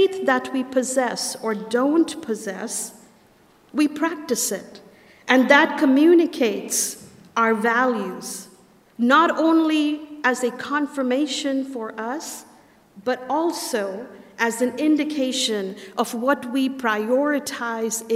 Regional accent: India; moved away as an adult; now in United States; I'm from India

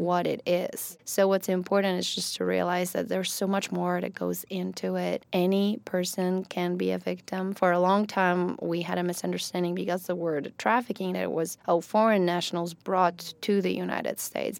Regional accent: Poland; first language Polish; English is a second language; moved away as an adult; also born or lived in Ecuador / Italy / California; now in Kentucky, United States; So I'm originally from Poland. I was born and raised in Poland.

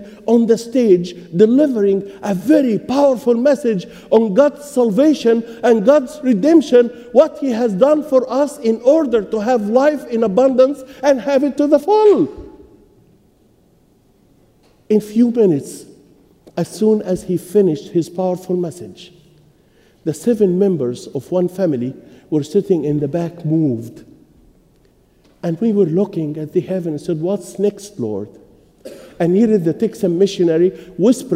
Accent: Egypt; moved away; I was born and raised in Egypt

